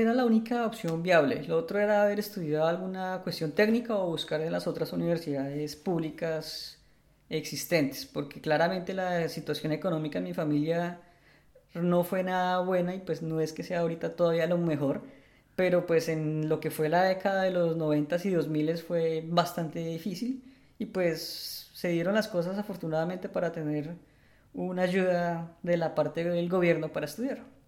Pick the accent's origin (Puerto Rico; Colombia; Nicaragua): Colombia; Bogotá; moved away as an adult; now in Netherlands; soy un bogotano de 34 años, ingeniero electrónico